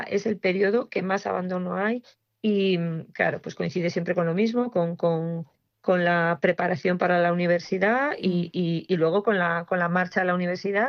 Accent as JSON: {"language": "Spanish", "town": "Castropol", "region": "Asturias", "country": "Spain", "tie": "born or raised there", "said": "Yo soy asturiana"}